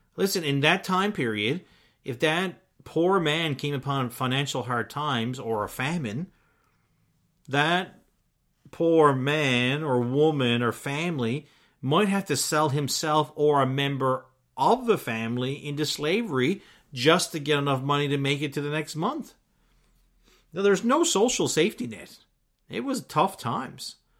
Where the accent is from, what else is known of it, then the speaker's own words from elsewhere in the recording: Newfoundland and Labrador, Canada; myself growing up in Newfoundland